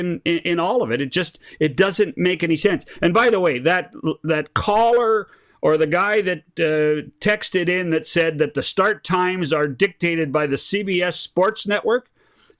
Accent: Okanagan Valley, British Columbia, Canada; now in Calgary, Canada; since I was a child growing up in the Okanagan Valley

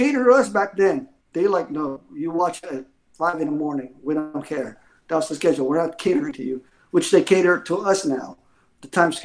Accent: United States; me being American

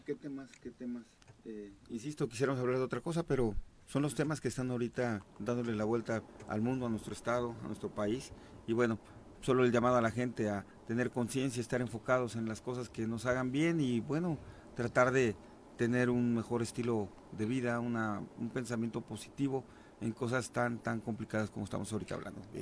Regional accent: Huitzilac, Morelos, Mexico; la misma gente de Huitzilac

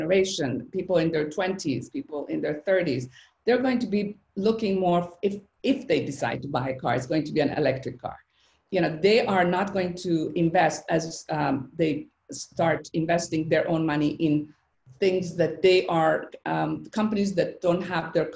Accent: Iran; moved away; my childhood growing up in Iran

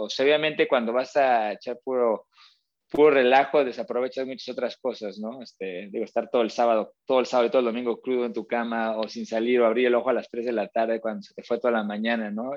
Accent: Mexico; moved away as an adult; also born or lived in Australia; muy contento viviendo en México

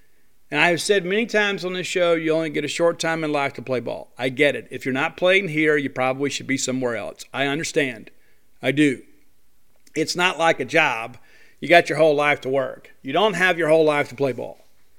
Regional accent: Columbia, Mississippi, United States; also born or lived in Canton, Mississippi / Natchitoches, Louisiana / Lafayette, Louisiana / Baton Rouge, Louisiana; I lived in Louisiana for a long time. I was born in Canton, Mississippi, raised in Columbia.

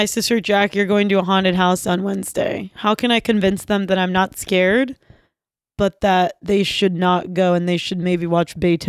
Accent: Johnstown, United States; Ruha came to Johnstown, my hometown.

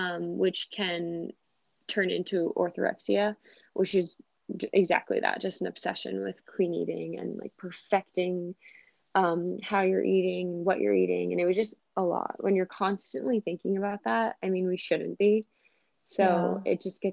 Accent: Rhode Island, United States; moved away as an adult; also born or lived in New York; I'm originally from Rhode Island, moved to New York after college

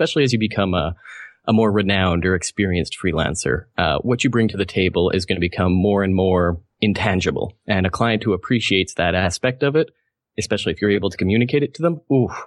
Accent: Canada; I'm Canadian

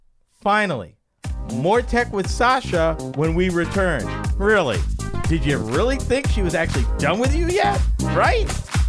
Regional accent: United States; as an American

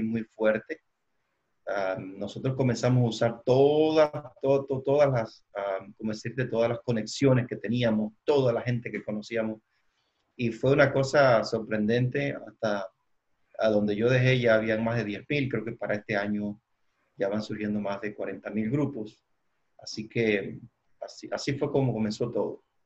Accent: Cuba; moved away as an adult; now in Dallas, United States; soy de Cuba. Viví 39 años en Cuba

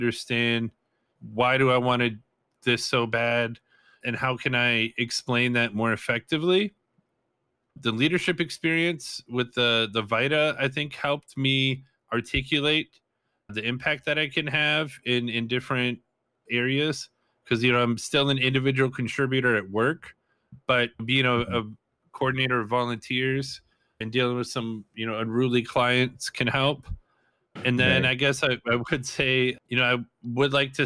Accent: Madison, Wisconsin, United States; moved away as an adult; also born or lived in Whitewater, Wisconsin; now in Phoenix, United States; growing up in Madison, it's actually a pretty fairly multicultural city

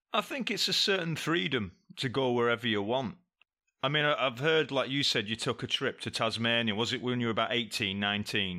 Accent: England, United Kingdom; I come from England

